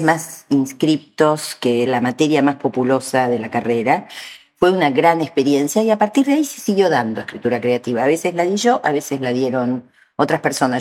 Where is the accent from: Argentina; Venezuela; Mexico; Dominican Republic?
Argentina; Buenos Aires; yo soy de Bóveda